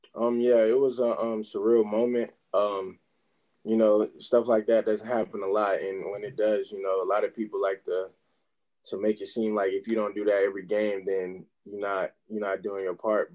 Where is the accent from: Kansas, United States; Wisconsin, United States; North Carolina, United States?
North Carolina, United States; Charlotte; I'm from Charlotte, North Carolina, uh, here in the United States.